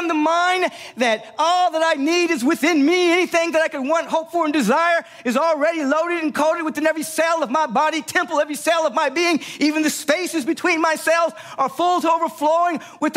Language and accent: English; Los Angeles, California, United States; I grew up in Los Angeles and went to the beach all the time